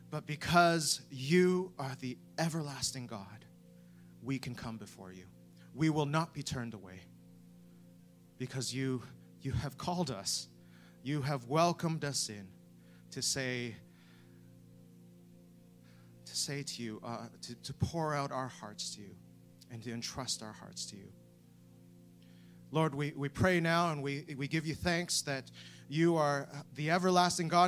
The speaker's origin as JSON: {"language": "English", "country": "Canada", "lives_now": "United Kingdom", "said": "I'm not from, from the UK, which my accent might give away. Um, I'm from Canada, but I am welcome here."}